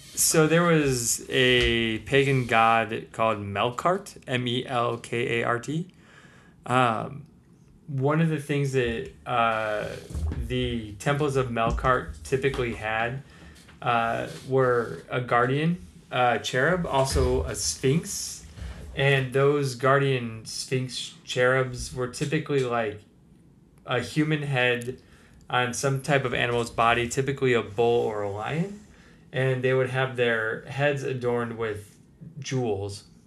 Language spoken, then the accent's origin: English; United States; as an American